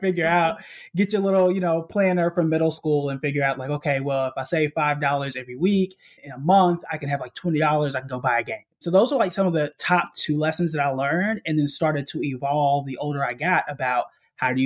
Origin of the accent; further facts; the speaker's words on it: Tulsa, Oklahoma, United States; moved away as an adult; also born or lived in New York City; I was born and raised in Tulsa, Oklahoma, which is also known as Black Wall Street